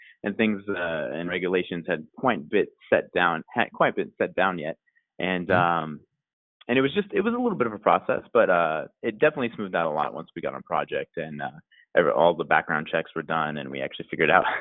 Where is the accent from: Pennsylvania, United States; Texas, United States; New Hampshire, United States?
Texas, United States; North; also born or lived in Austin, Texas; I am from North Texas, about an hour away from Dallas